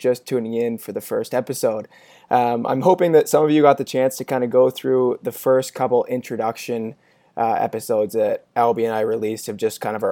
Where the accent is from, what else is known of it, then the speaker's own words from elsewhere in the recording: Canada; now in Pittsburgh, United States; It's the Canadian in me